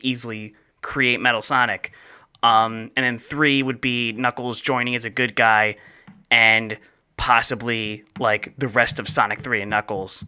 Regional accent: New Jersey, United States; accent: South Jersey, Philadelphia; moved away; I have more of like a South Jersey, Philadelphia accent that comes out.

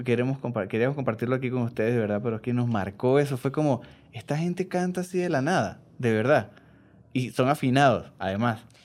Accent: Venezuela; Yo soy venezolano

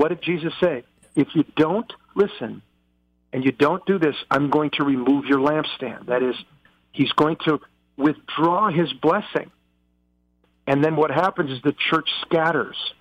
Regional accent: United States; I'm an American

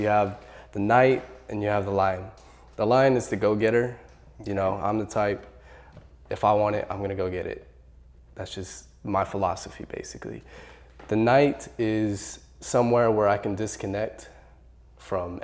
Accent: Los Angeles, California, United States; now in Bowling Green, United States; originally, I'm from Los Angeles, California

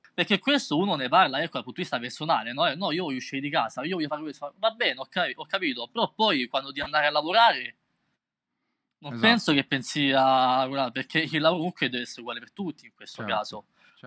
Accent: Rome, Lazio, Italy; io vengo da Roma

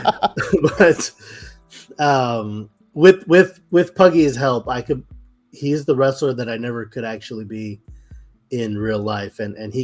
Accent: Brownsville, Texas, United States; Brownsville, Texas, my hometown

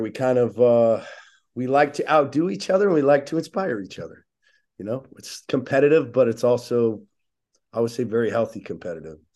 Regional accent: Oceanside, California, United States; I grew up in Oceanside, California

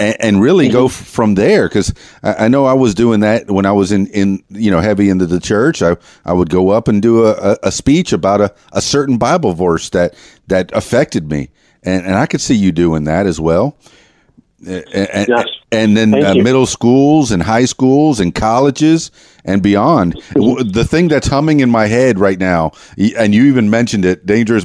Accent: Florida Keys, United States; also born or lived in Miami; now in Arkansas, United States; I'm from the Florida Keys, and that moniker has followed me all the way to Arkansas, which is where I am now.

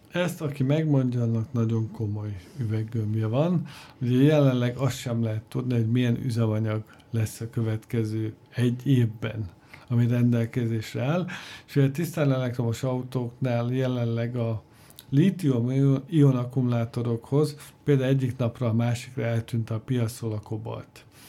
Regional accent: Hungary

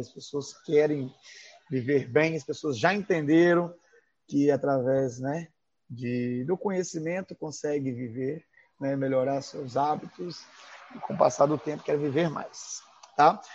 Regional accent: Minas Gerais, Brazil; moved away; also born or lived in Vitória; Quando eu falar trem, gente, é porque eu sou mineiro

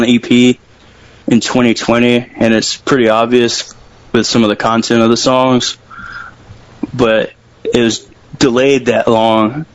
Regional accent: Jackson, Tennessee, United States; I'm from Jackson

